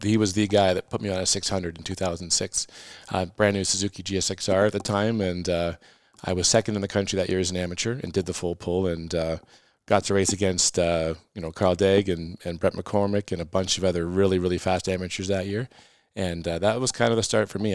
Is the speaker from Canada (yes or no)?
yes; Halifax, Nova Scotia, Canada; moved away; I was born in Halifax